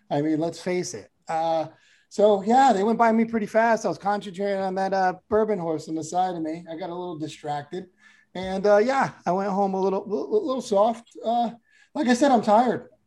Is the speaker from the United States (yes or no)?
yes; Connecticut, United States; I think I said I was from Connecticut, and they assumed I was from like the rich part, where I'm oh, from the poor part.